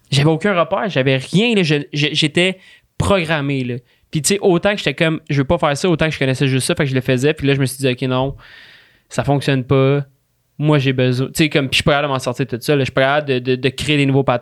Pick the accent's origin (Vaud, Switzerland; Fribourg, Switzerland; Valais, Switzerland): Valais, Switzerland; moved away; quand je suis parti de Valais, j'ai fait une coupure.